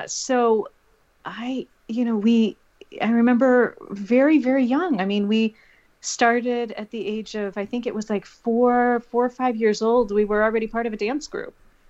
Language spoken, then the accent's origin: English; Crown Point, Indiana, United States; moved away as an adult; now in Washington, D.C. area, United States; originally, I was from Northwest Indiana, born and raised in Crown Point, Maryville area, about 40 minutes outside of Chicago in that area.